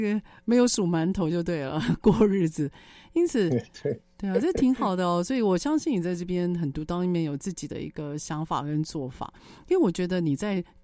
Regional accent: Taiwan; 是我们台湾人比较不熟悉的

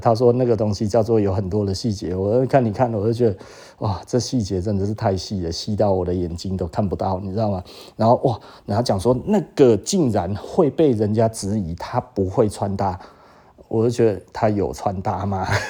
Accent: Taiwan; 我们台湾这一边

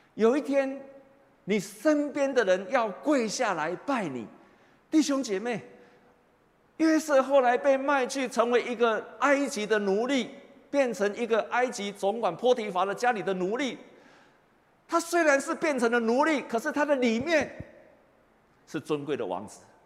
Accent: Taiwan

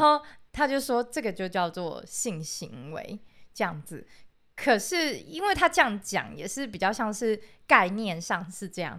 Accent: rural Pingtung, Pingtung County, Taiwan; 我是一个来自屏东乡下的小朋友

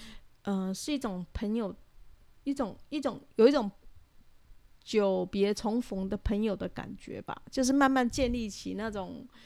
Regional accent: Taiwan; 就说我是台湾人。

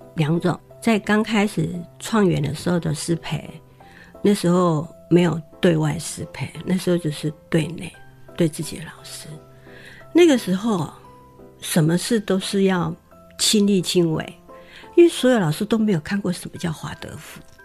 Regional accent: Taiwan; 原来我是跟他们一伙，就是台湾人

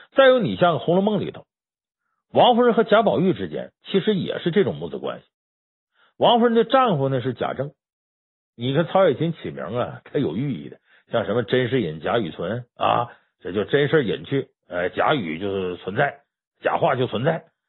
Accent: Heilongjiang, China; 我是黑龙江人

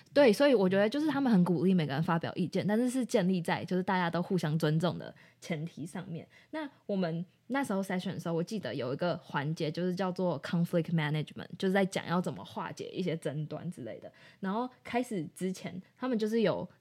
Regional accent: Taiwan; 我们是台湾人

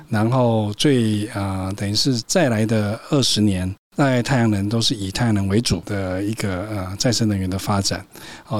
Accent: Taiwan; 我是台湾人

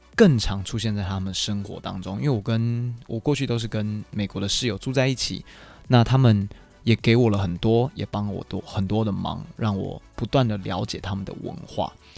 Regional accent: Taiwan; moved away as an adult; also born or lived in Chicago; I'm from Taiwan

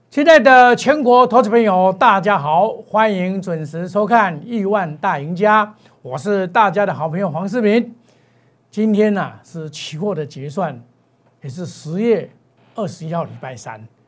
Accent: Taiwan; 我们台湾人

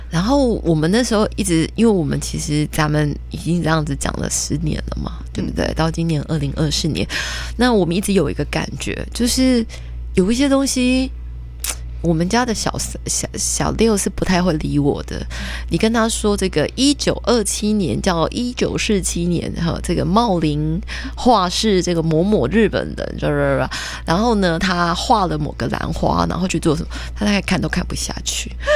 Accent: Taiwan; 我们台湾人

